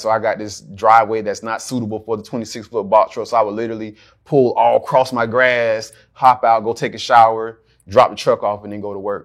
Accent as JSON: {"language": "English", "town": "Jacksonville", "region": "Florida", "country": "United States", "tie": "born or raised there", "said": "I am from Jacksonville, Florida, also known as Duval County"}